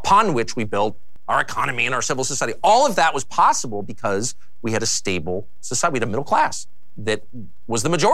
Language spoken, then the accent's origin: English; Southern California, United States; I'm from Southern California.